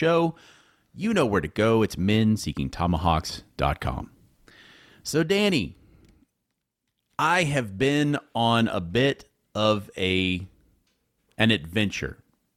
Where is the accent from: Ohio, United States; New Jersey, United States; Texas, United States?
Texas, United States; Houston; moved away as an adult; now in Midlothian, United States; I was born in Houston, and I spent, you know, my childhood in Houston